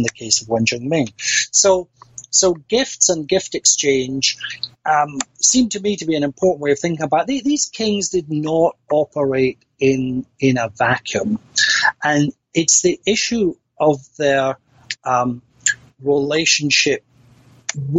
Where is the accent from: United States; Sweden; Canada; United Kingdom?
United Kingdom; Scotland; I'm a Scot